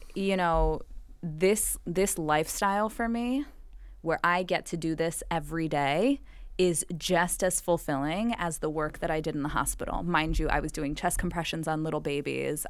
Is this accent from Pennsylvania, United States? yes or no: no; Miami Beach, Florida, United States; moved away as an adult; also born or lived in Bronx, New York; I'm from Miami Beach, born and raised, and I'm a Ukrainian Jew by background.